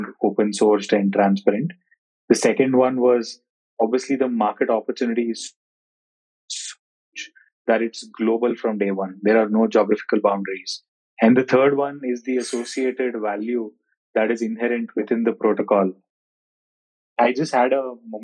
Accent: India; also born or lived in Bangalore; I hail from India, currently living in Bangalore.

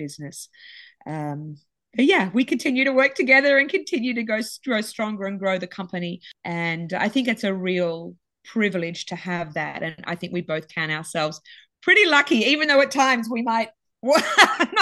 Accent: Sydney, New South Wales, Australia; both Gabby and I grew up on the beaches. I'm from Sydney

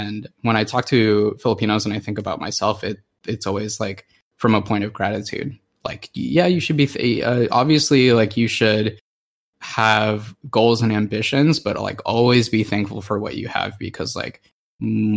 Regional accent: Anchorage, Alaska, United States; I grew up in Anchorage and we were like kind of isolated.

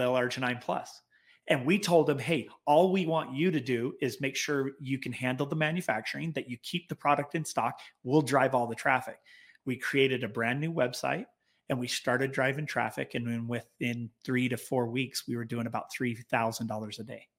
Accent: Clearfield, Utah, United States; we were basically born and raised in Clearfield, Utah, just south, uh, north of Salt Lake City.

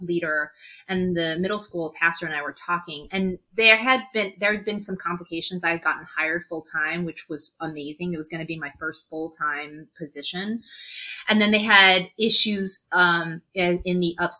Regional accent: New York, United States; also born or lived in Los Angeles, California; when my parents got divorced, when I was 9 and we moved from Los Angeles to New York

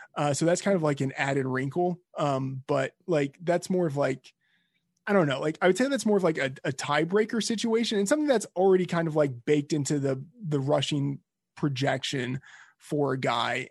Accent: Texas, United States; I'm from Texas

